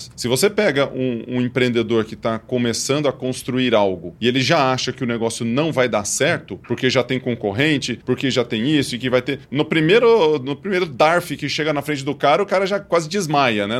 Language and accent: Portuguese; Ituverava, São Paulo, Brazil; eu sou de Tuverava